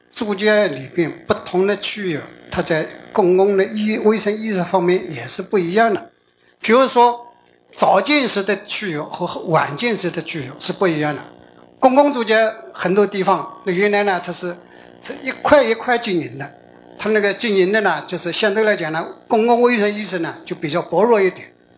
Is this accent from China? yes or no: yes; China; 我们中国现在也是这个旅游大国，出口旅游大国。